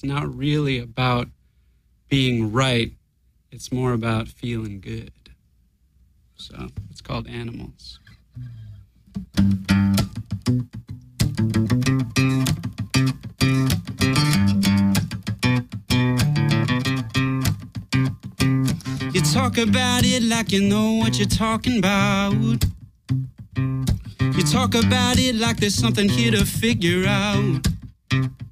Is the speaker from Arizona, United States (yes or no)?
no; Chicago, Illinois, United States; moved away as an adult; also born or lived in Boston; I was born and raised in Chicago